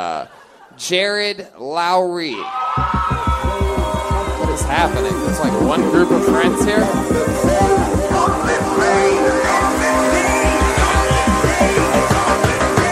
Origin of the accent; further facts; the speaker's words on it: Los Angeles, California, United States; I'm from Los Angeles